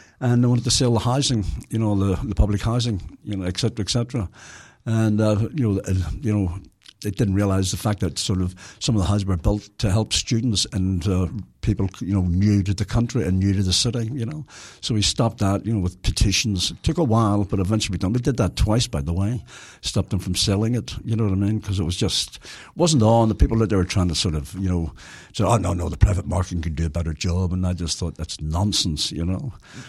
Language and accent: English; Belfast, Northern Ireland, United Kingdom; moved away; Well, I come from Belfast